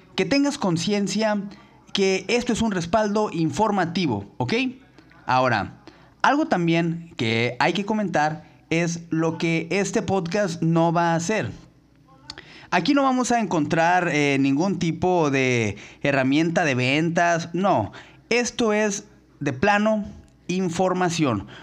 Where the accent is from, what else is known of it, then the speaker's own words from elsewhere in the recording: Mexico; todos los que somos mexicanos